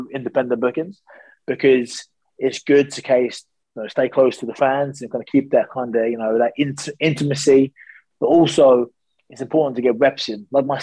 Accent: United Kingdom; I'm a very proud Brit

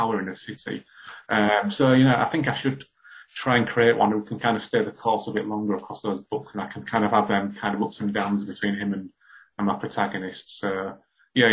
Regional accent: Hull, Yorkshire and the Humber, United Kingdom; when I was growing up in Hull in the 80s

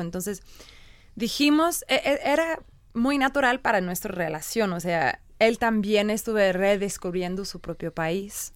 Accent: England, United Kingdom; born or raised there; Spanish is a second language; also born or lived in Ireland

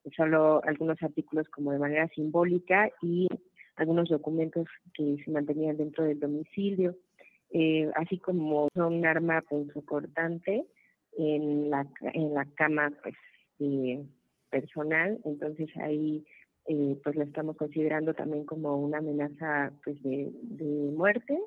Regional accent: Puebla, Mexico; somos integrantes del Frente de Pueblos en Defensa de la Tierra y el Agua, de Morelos, Puebla y Tlaxcala, en mi caso de Puebla

